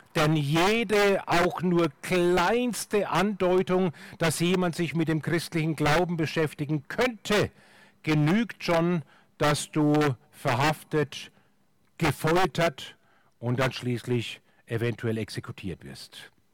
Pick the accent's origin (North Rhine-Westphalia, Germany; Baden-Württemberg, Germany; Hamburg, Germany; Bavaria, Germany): Bavaria, Germany; Franconia; in Franken, wo ich herkomme